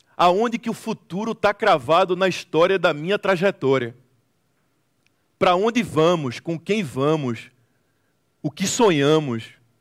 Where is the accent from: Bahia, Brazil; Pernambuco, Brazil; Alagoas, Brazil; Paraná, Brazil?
Pernambuco, Brazil; Recife; Eu sou de Recife, Pernambuco, Brasil